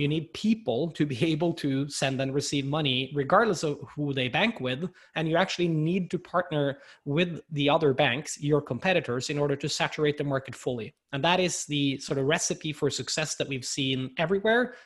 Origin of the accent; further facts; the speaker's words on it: Norway; I'm here from Norway and and I've seen firsthand the development here in the Nordics